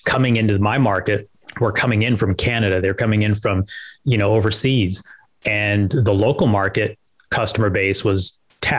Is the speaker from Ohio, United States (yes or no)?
no; Las Vegas, Nevada, United States; I grew up in Vegas.